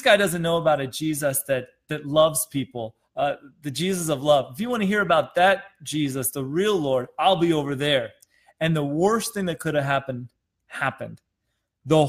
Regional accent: Wisconsin, United States; moved away; I'm from Wisconsin.

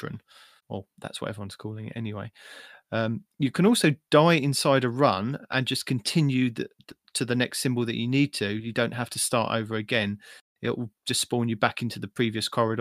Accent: England, United Kingdom; I'm just English

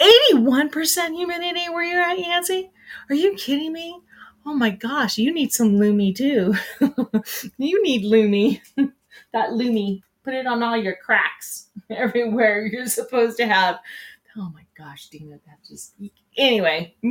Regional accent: California, United States; now in Denver, United States; growing up in California when it was super hot

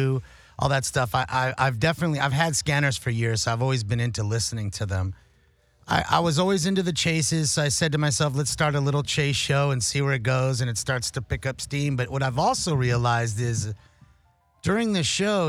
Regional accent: Los Angeles, California, United States; I'm a hardworking kid from the Hollywood area

